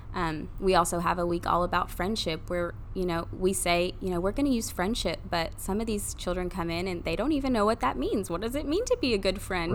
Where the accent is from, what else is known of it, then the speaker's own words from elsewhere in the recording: Maryville, Tennessee, United States; grew up here, grew up in Maryville.